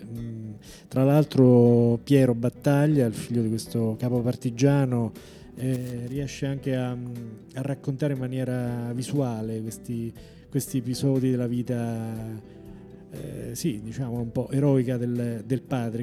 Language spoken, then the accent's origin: Italian; Norcia, Umbria, Italy; now in Rome, Italy; io sono umbro, però vengo da Norcia